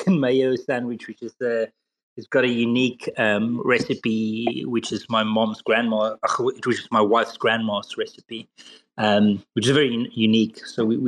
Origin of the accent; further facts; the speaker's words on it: South Africa; moved away as an adult; now in London, United Kingdom; I'm originally from South Africa, but I've been here for 20 years with my wife